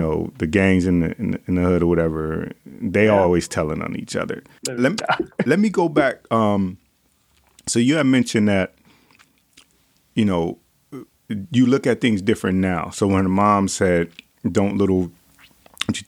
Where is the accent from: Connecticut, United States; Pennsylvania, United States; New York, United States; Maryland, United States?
Connecticut, United States; Bridgeport; I'm from Bridgeport, Connecticut